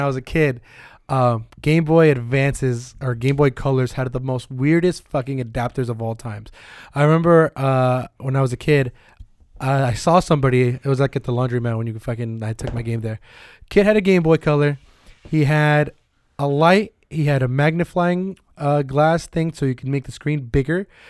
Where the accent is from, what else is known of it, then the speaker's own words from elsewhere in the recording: Bay Area, California, United States; we're from the Bay Area.